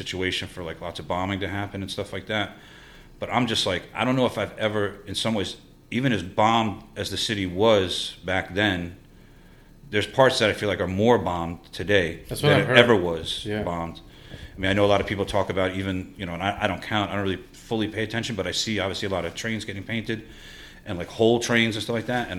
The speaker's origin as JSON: {"language": "English", "town": "New York City", "region": "New York", "country": "United States", "tie": "born or raised there", "said": "I grew up in Forest Hills"}